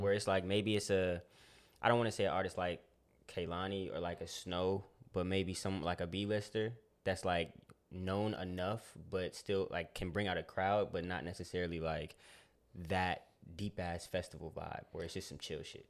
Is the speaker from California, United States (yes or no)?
yes; California, United States; I'm from Cali